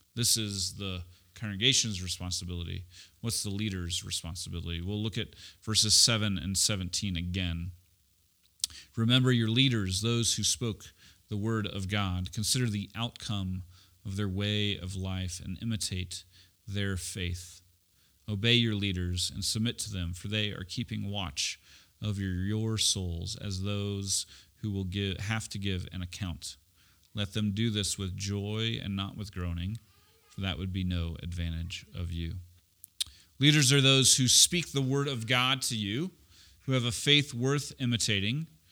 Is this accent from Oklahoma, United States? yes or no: yes; Oklahoma City, Oklahoma, United States; also born or lived in Edmond, Oklahoma / Tulsa, Oklahoma; we moved from Oklahoma City to Tulsa. It was the longest ninety miles of my life, uh, between, uh, my fifth and sixth grade